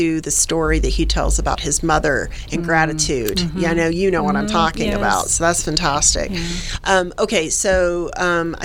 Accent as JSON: {"language": "English", "region": "the South", "country": "United States", "said": "I'm a gal from the South"}